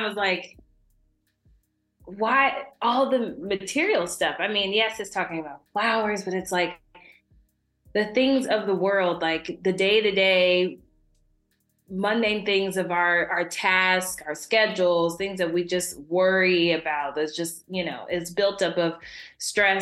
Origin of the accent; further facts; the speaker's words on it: Dayton, Ohio, United States; I am from Dayton, Ohio, the crazy weather of Ohio land